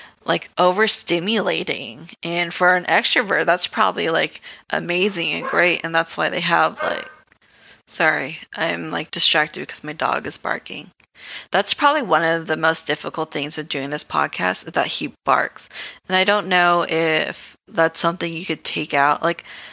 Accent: Philippines; I'm Filipino.

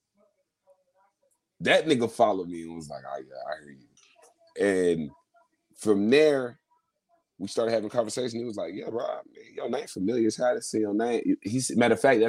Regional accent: Dallas, Texas, United States; we come from Dallas and we got our own industry

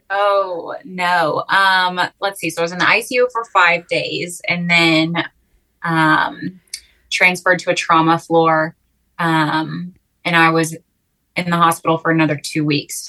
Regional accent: Waco, Texas, United States; also born or lived in New York City; I'm a Texan. I'm from Waco, born and raised

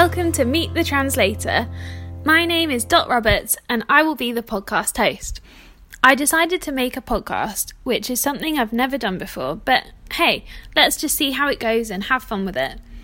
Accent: South of England, United Kingdom; now in Manchester, United Kingdom; I'm British. I'm based in Manchester in the north of England, but I actually grew up in the south

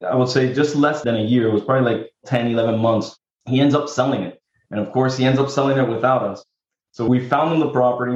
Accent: Miami, Florida, United States; I'm from Miami, Florida

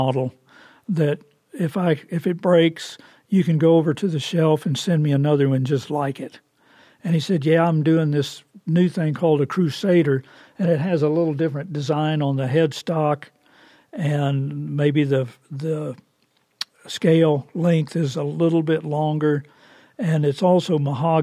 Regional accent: Oklahoma, United States; I'm from Oklahoma

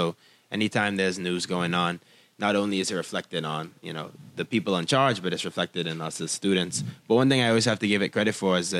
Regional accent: Nassau, New Providence, Bahamas; And I was born in 98. And I was born on Nassau. Okay. And... this where I live like my whole life.

